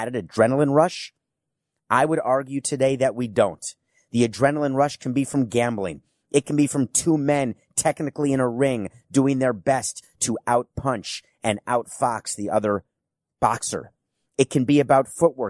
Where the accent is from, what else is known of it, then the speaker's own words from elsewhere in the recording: New York City, New York, United States; also born or lived in Milwaukee, Wisconsin; I was born in Milwaukee, Wisconsin, and I grew up in New York City